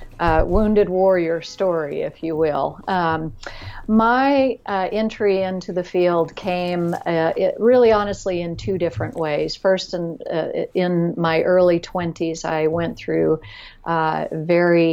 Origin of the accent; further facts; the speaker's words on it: Florida, United States; I grew up in Florida in the middle